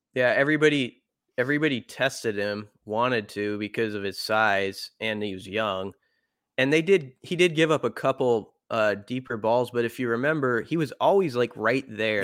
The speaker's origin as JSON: {"language": "English", "town": "Omaha", "region": "Nebraska", "country": "United States", "tie": "born or raised there", "said": "I grew up in Omaha."}